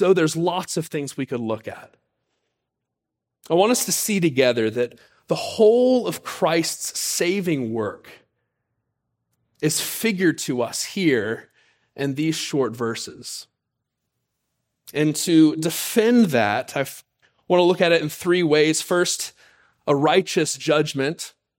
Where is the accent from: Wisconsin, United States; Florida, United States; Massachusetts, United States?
Florida, United States; Pensacola; For those who have heard our story, you know that I grew up in Pensacola, Florida. Spent my high school years there.